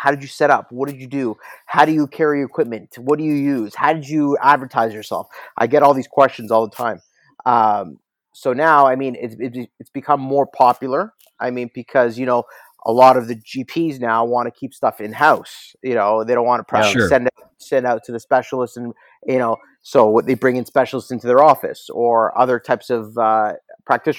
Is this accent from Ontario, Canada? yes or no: yes; Toronto, Ontario, Canada; I was born in Toronto. My parents are from Kiev, Ukraine